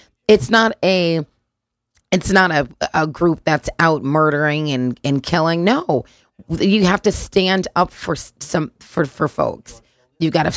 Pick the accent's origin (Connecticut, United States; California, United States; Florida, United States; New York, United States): Connecticut, United States; Bethany; I grew up in Bethany